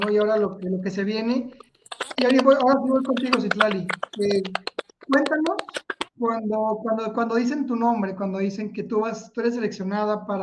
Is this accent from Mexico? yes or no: yes; Mexico; Sino, bueno, soy de México.